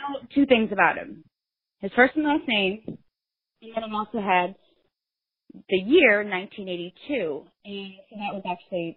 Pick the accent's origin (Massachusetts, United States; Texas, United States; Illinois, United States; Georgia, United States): Illinois, United States; I was born in Illinois, but my dad grew up in New Jersey